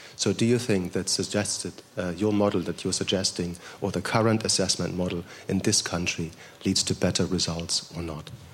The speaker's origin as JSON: {"language": "English", "country": "Germany", "moved": "yes", "lives_now": "United Kingdom"}